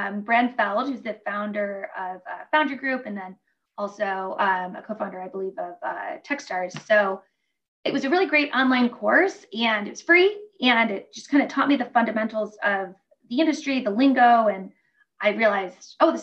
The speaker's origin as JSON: {"language": "English", "town": "Detroit", "region": "Michigan", "country": "United States", "said": "I'm from Detroit and, you know, it's a very hardworking city"}